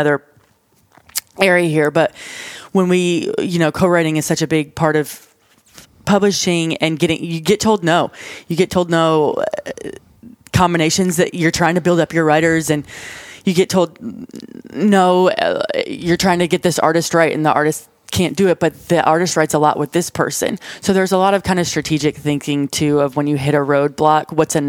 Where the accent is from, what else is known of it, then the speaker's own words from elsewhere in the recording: an hour outside of Buffalo, New York, United States; moved away as an adult; now in Nashville, United States; I grew up an hour outside of Buffalo